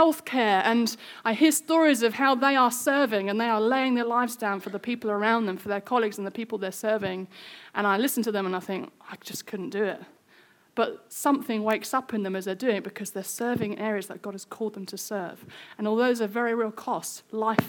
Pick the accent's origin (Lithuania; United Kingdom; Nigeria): United Kingdom; we're British